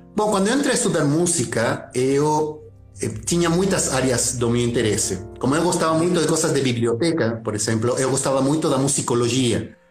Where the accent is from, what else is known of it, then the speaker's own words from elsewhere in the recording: Santiago, Santiago Metropolitan Region, Chile; Portuguese is a second language; moved away as an adult; now in Brazil; eu nasci em Santiago do Chile, tá, na capital